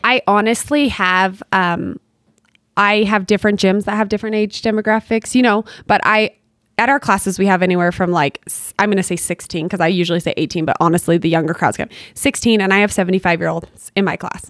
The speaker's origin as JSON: {"language": "English", "town": "Bountiful", "region": "Utah", "country": "United States", "tie": "born or raised there", "said": "I grew up in Bountiful"}